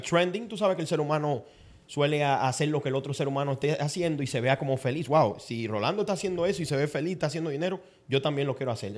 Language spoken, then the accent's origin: Spanish; San Cristóbal, Dominican Republic; also born or lived in Brooklyn, New York; now in North Bergen, United States; yo me crié, yo nací en República Dominicana